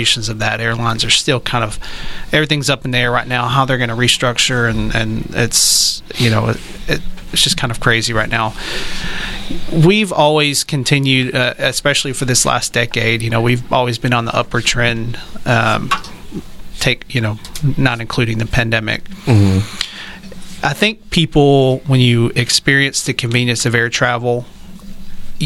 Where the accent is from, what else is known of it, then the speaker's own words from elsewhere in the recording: Texarkana, United States; moved away; also born or lived in Florida; I'm from Texarkana